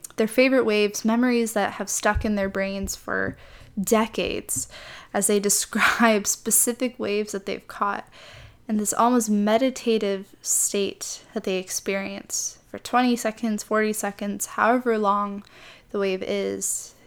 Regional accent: Midwest, United States; moved away as an adult; now in California, United States; I grew up in the Midwest, so the closest body of water to me was Lake Michigan

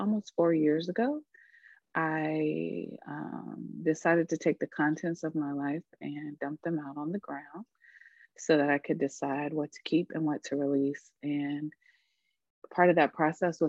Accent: Charlotte, North Carolina, United States; now in Jersey City, United States; I was born and raised on Catawba and Sugary Land in what is known as Charlotte, North Carolina

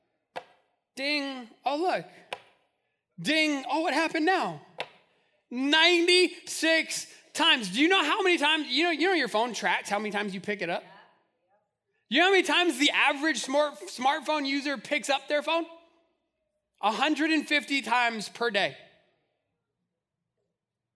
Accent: Albuquerque, New Mexico, United States; I grew up in Albuquerque

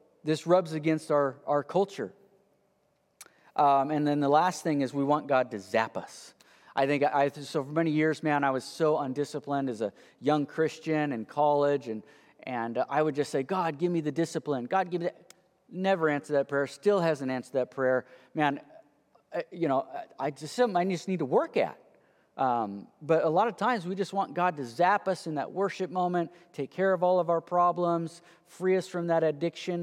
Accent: United States; the American, you know, entrepreneurial people we are

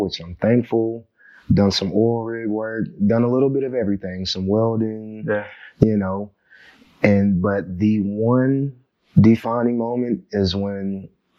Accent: Chickasha, Oklahoma, United States; growing up in Chickasha, Oklahoma

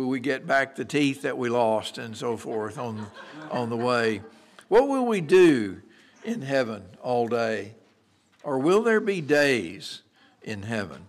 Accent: Merkel, Texas, United States; growing up in the Methodist Church back in Merkle, Texas

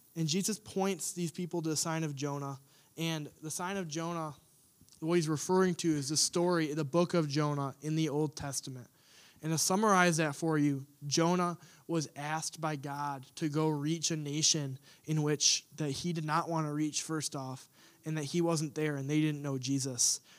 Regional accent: United States; us as Americans, us as American Christians

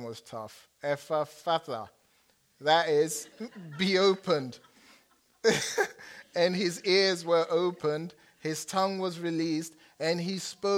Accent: England, United Kingdom; accent: English; now in United States; I turn on my English accent

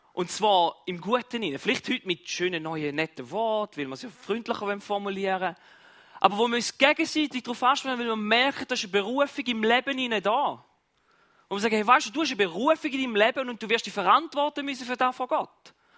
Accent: Switzerland; bei uns in der Schweiz

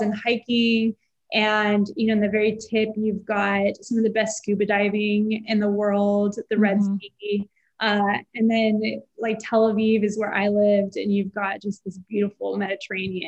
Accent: Houston, Texas, United States; I'm from Houston and I'd say there's this restaurant in Houston that I grew up going to for brunch

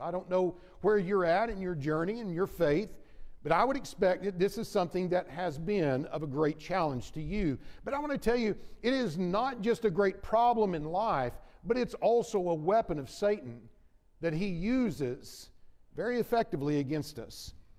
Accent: Oklahoma City, Oklahoma, United States; moved away as an adult; also born or lived in Texas / Kansas City area; now in Kansas City, United States; Jennifer and I grew up in the Oklahoma City area, and my first preaching work was in Texas and then eventually came to the Kansas City area about 13, almost 13 years ago

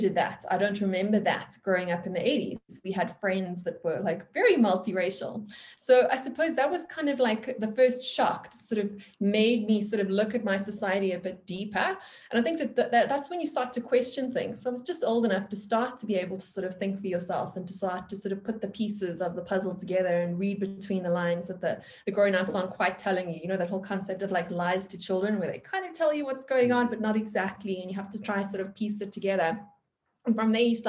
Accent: South Africa; I grew up in South Africa in an interesting time. So I was born in the mid-1980s.

